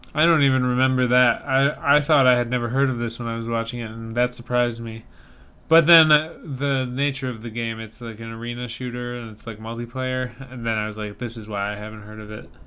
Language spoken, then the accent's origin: English; Saukville, Wisconsin, United States; born or raised there; moved away